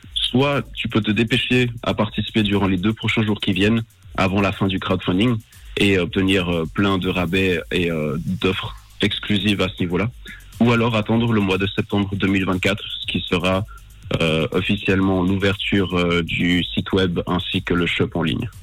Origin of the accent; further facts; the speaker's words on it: Switzerland; je suis né en Suisse